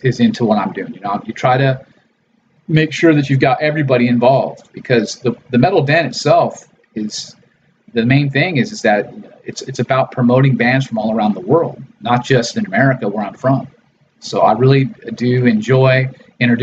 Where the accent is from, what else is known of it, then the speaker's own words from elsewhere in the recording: Los Angeles, California, United States; my background growing up in Los Angeles and Hollywood